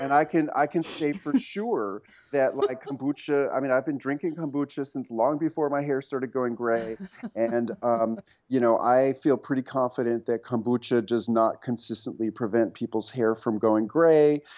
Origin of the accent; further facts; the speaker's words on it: New York City, New York, United States; moved away as an adult; also born or lived in rural Tennessee; now in Tennessee, United States; I grew up on the Upper West Side, about two blocks from Zabar's